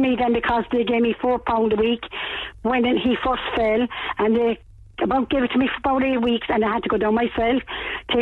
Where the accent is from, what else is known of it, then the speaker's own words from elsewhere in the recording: Cork, Munster, Ireland; I was reared up to 15 years of age there